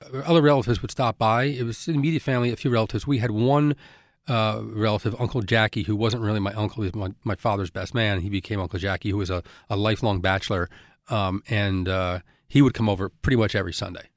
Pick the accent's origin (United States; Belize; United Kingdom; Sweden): United States; Elizabeth, New Jersey; where I grew up in Elizabeth